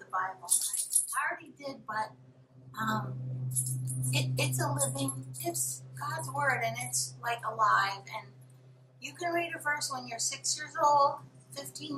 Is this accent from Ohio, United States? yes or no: no; Miami, Florida, United States; moved away as an adult; also born or lived in South Carolina / Alabama / Los Angeles; I'm from Miami, which isn't really the South